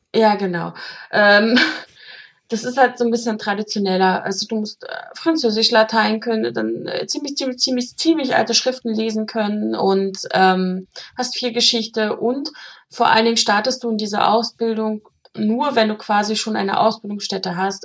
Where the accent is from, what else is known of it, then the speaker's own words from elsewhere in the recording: Germany; ich komme ja aus der DDR